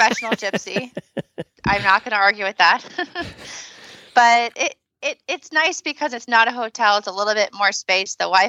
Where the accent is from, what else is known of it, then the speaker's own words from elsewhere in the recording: United States; as an American